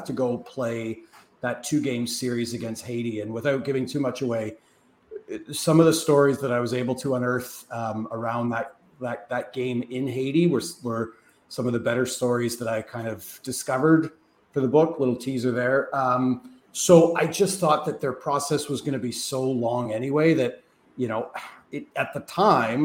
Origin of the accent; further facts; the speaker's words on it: Canada; as a Canadian soccer observer